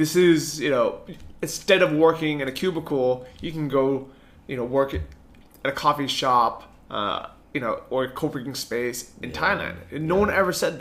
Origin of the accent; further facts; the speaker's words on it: San Francisco, California, United States; moved away; growing up in San Francisco